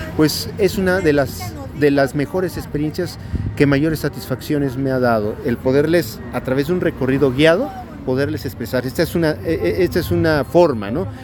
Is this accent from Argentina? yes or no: no; Atlixco, Puebla, Mexico; nosotros como atlisquenses